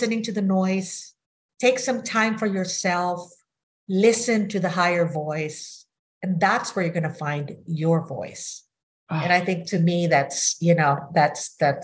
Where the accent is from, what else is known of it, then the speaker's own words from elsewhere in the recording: Manila, Metro Manila, Philippines; now in United States; I grew up in Manila, Philippines, totally different culture from the United States.